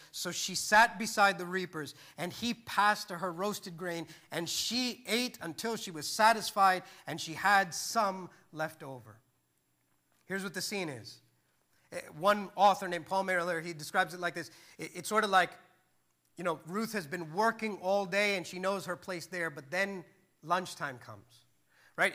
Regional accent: India; I'm Indian

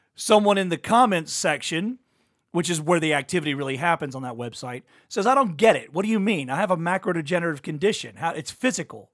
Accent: Louisiana, United States; I'm from Louisiana

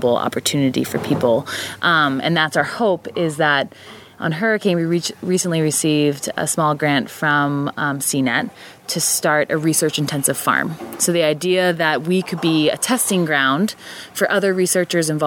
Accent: Jersey Shore, New Jersey, United States; moved away as an adult; also born or lived in Pennsylvania, United States; now in Maine, United States; coming from Pennsylvania and growing up on the Jersey Shore

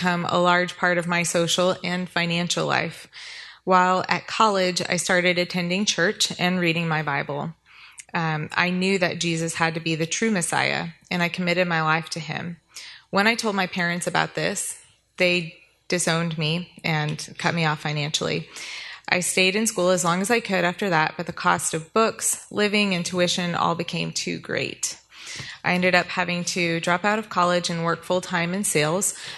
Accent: New Orleans, Louisiana, United States; I grew up in New Orleans, Louisiana, with an older sister and a younger brother in a very strict Jewish household.

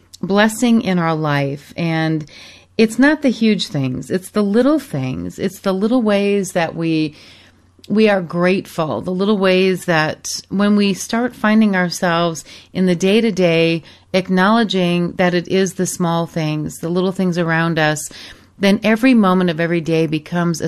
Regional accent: Michigan, United States; moved away as an adult; also born or lived in Arizona / Europe; I grew up in Michigan and many, many years ago moved to Arizona, spent time in Europe

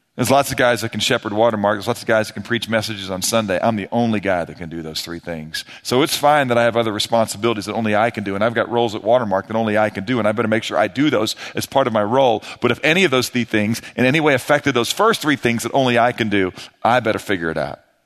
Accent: St. Louis, Missouri, United States; moved away as an adult; now in Texas, United States; I grew up in Saint Louis

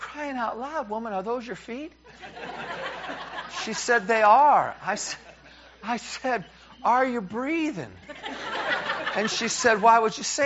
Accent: New York, United States; as a New Yorker

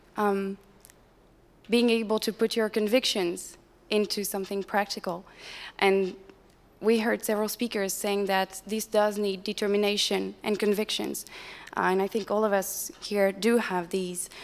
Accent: France; I'm from France.

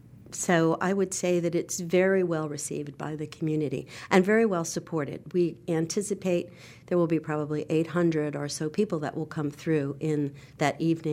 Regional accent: New York, United States; moved away as an adult; now in Charlotte, United States; I grew up in New York at the Leonard Bernstein concerts for children.

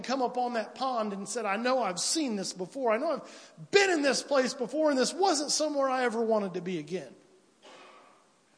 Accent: United States; where I'm from roughly from Piedmont to Williamsville

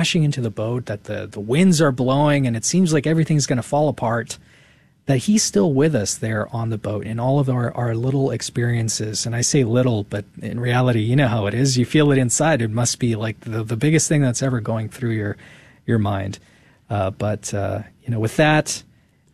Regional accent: California, United States; now in Texas, United States; I was born in California, and now I'm in Texas

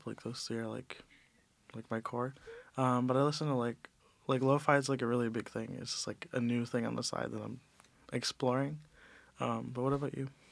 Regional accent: Cleveland, Ohio, United States; moved away; also born or lived in New York; I'm from Cleveland, Ohio, uh, but I grew up in New York for some time

